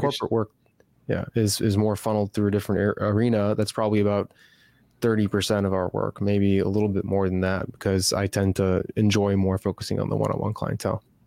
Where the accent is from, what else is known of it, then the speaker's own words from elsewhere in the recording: Chicago, Illinois, United States; moved away as an adult; now in Austin, United States; I'm originally from Chicago, Illinois, spent my whole life there, moved to Austin, Texas